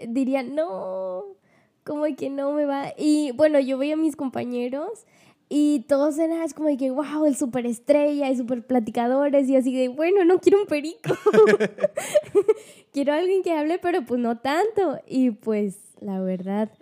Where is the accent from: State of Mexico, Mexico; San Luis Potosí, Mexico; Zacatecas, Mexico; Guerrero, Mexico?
San Luis Potosí, Mexico; Ciudad Valles; yo soy de Valles, soy Ciudad Valles, en Luis Potosí